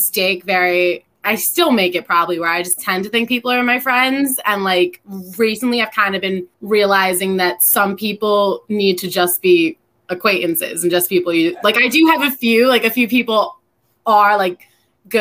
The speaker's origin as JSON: {"language": "English", "region": "New Jersey", "country": "United States", "said": "I'm from Jersey"}